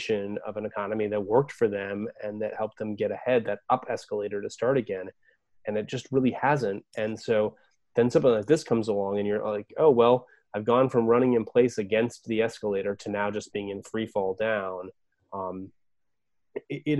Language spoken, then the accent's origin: English; Oregon, United States; now in Virginia, United States; I'm from Oregon